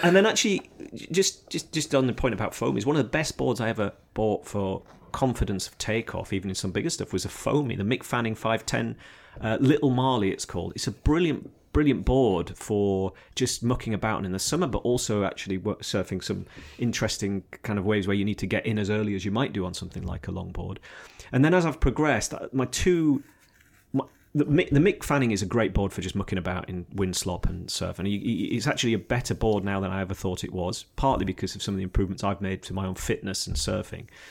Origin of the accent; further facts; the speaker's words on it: Yorkshire and the Humber, United Kingdom; also born or lived in Devon / Australia; now in Sidmouth, United Kingdom; I'm a blow-in, as they would describe me, probably, 'cause I'm a Yorkshireman in, in Devon, but I've been here a long time